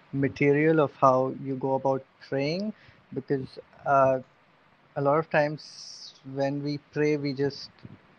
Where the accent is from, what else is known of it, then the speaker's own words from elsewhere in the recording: Bihar, India; moved away; also born or lived in Cardiff; because I'm from Bihar, so chana is an integral part of our iftar